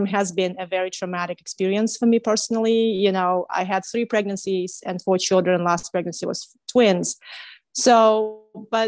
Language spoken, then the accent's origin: English; Kazakhstan; moved away as an adult; now in United States; I am from Kazakhstan, from Central Asia